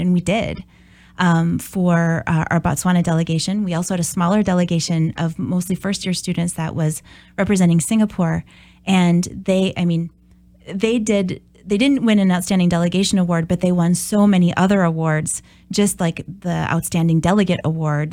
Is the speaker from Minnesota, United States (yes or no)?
yes; Brainerd, Minnesota, United States; now in Oshkosh, United States; I'm originally from Brainerd, Minnesota